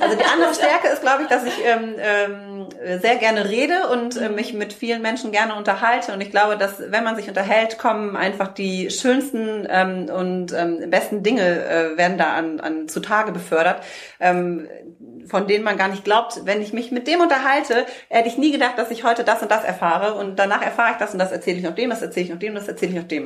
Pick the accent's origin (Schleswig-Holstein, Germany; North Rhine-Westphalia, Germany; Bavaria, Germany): North Rhine-Westphalia, Germany; now in Hamburg, Germany; Wir kommen ja ursprünglich aus dem Rheinland